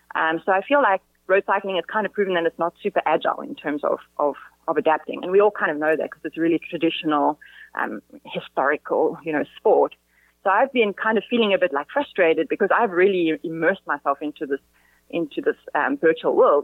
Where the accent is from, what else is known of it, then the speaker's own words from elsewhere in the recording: South Africa; now in Spain; we're South African